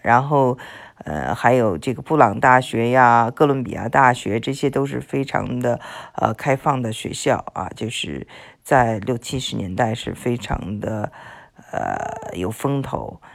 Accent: China; also born or lived in Houston, United States; now in United States; 我们中国人

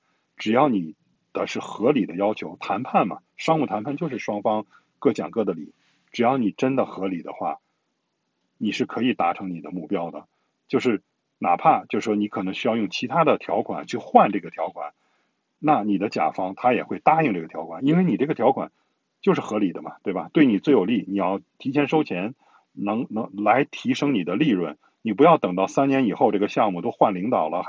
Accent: China; 他是对我们中国人很有好感的。

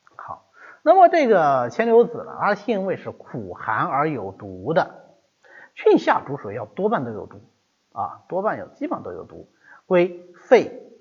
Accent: China; 我们中国人

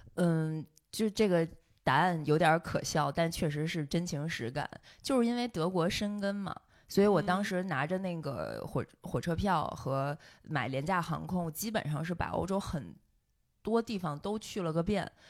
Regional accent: Beijing, China; also born or lived in Germany; 我当时作为一个从北京这样的城市来的

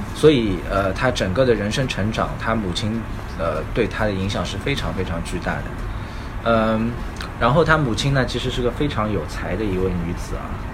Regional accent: China

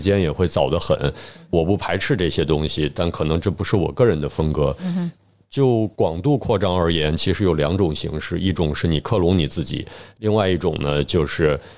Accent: China; 我想从他们身上把原本属于我们中国人的东西再拿回来

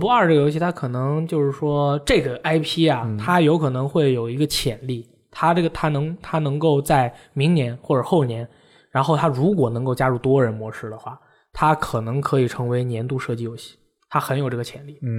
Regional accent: China; 返校确实一定要买。作为一个中国人，

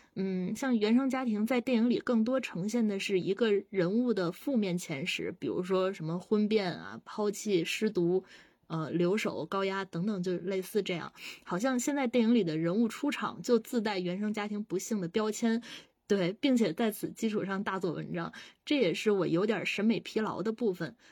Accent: China; 我们作为中国人，我们对亲情是有信仰在的

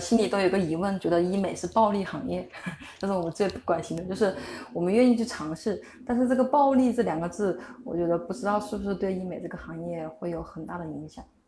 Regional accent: Huangshi, Hubei, China; 我是湖北的

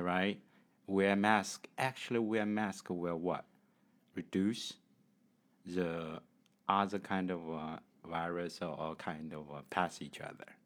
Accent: China; English is a second language; from China.

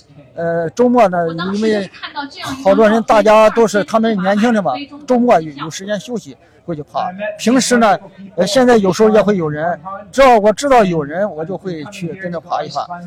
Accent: Zaozhuang, Shandong, China; moved away as an adult; also born or lived in Jinan; now in Zaozhuang, China; 我小时候就在枣庄长大

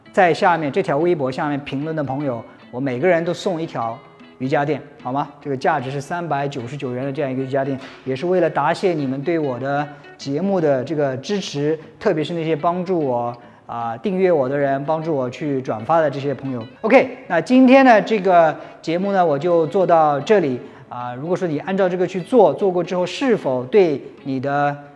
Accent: Jiangsu, China; moved away; 我是回老家度过。那我的老家呢，在江苏

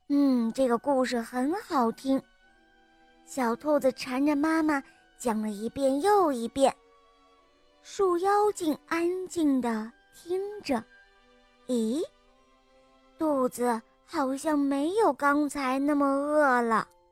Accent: Shangri-La, Yunnan, China; 今年我四岁了，我来自香格里拉

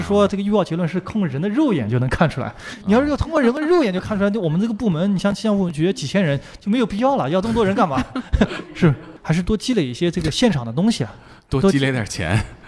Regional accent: Nanjing, Jiangsu, China; 虽然我是个南京人，但是离海岸线还是有那么两三百公里的距离

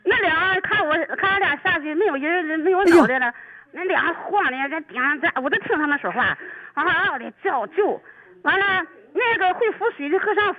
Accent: Dalian, Liaoning, China; 俺大连人是就是衣衣服都淤了

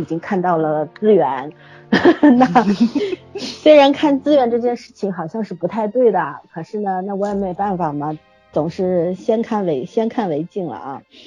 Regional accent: Shanghai, China; 大家会像我们上海这边 ，呃，三期啊，五期啊都是比较重要的

